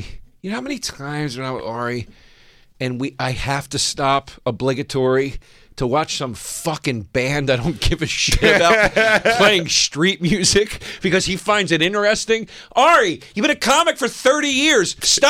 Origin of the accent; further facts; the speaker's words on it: Philadelphia, Pennsylvania, United States; because of being from Philly.